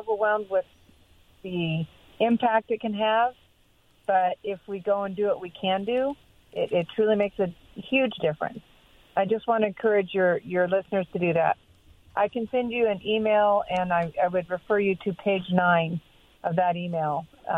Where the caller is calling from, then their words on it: Pasco, Washington, United States; This is … from Pasco